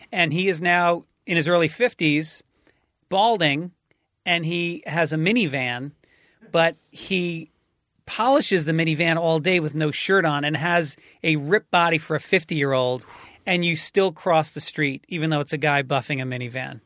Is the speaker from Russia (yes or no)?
no; New York, United States; now in California, United States; I'm a New Yorker